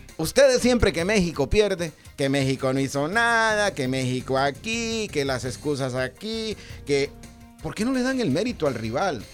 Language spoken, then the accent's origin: Spanish; Honduras; siempre como hondureño teníamos la fe